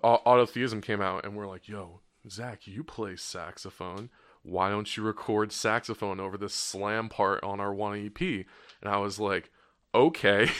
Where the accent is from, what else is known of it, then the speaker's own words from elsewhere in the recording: New Jersey, United States; I grew up in South Jersey